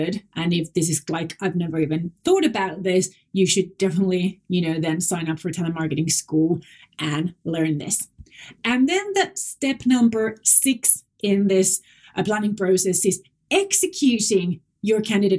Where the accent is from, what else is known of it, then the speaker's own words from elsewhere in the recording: Finland; first language Finnish; English is a second language; Moi moi is Finnish. That's my native language